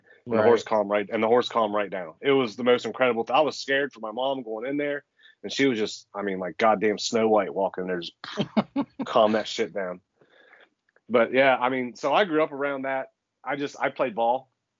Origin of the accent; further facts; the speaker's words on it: Eastern Ohio, United States; I grew up in Eastern Ohio, like, in the woods, right? Very rural farm area.